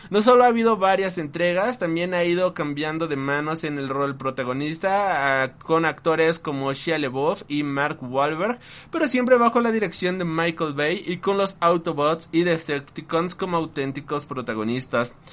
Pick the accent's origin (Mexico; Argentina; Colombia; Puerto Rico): Puerto Rico; porque ha sido muy duro para mí, especialmente al ser puertorriqueño